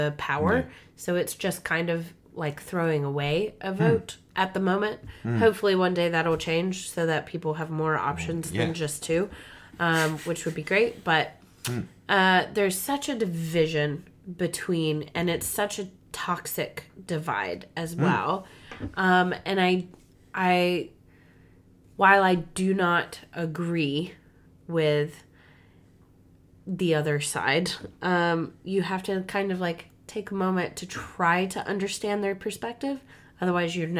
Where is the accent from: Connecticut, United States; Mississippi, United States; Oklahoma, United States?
Mississippi, United States; moved away as an adult; now in New Zealand; I'm from Mississippi